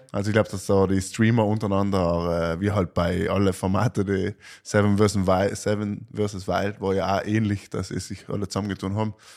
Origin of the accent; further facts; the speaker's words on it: South Tyrol, Trentino-Alto Adige, Italy; Wir als Südtiroler